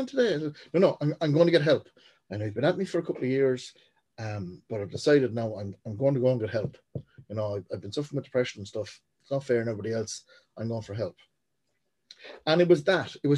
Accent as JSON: {"language": "English", "town": "Portlaoise", "region": "Leinster", "country": "Ireland", "tie": "born or raised there", "said": "born and raised in Portlaoise"}